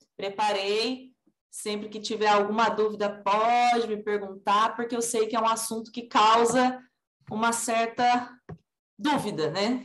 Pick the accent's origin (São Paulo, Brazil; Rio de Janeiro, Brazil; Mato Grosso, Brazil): São Paulo, Brazil; Assis; moved away as an adult; now in Bauru, Brazil; Originalmente eu sou de São Paulo, mas eu fui criada em Assis, então eu sou do estado de São Paulo mesmo